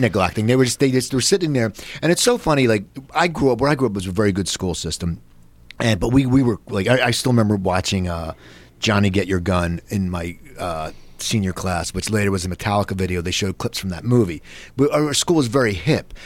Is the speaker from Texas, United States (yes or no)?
no; Philadelphia, Pennsylvania, United States; me growing up in Philadelphia